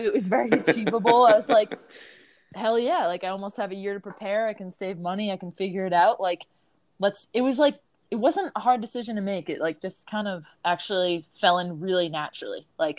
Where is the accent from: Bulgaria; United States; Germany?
United States; Long Island, New York; When I was a kid, I'm from Long Island. Don't really have that much of an accent anymore. so I grew up on Long Island